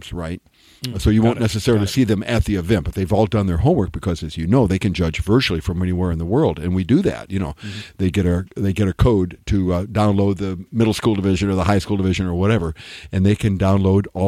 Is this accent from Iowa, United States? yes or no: yes; Iowa, United States; moved away; I grew up in Iowa